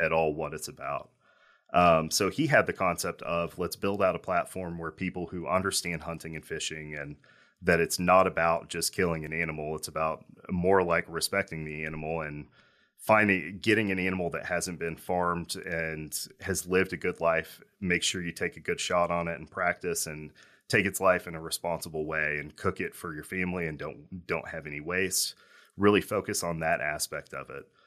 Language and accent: English; Owensboro, Kentucky, United States; growing up in Owensboro, I was around hunting